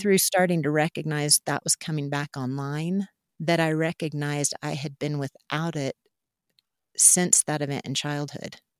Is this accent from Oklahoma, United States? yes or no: yes; Mustang, Oklahoma, United States; I grew up out in Mustang, Oklahoma, in the Central Great Plains